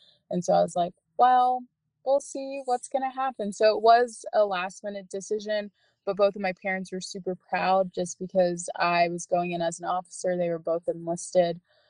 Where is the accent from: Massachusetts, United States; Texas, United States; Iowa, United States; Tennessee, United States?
Texas, United States; First off, I should mention I grew up in the Air Force family. Both of my parents retired nice. Out of Randolph Air Force Base. So yeah, I grew up there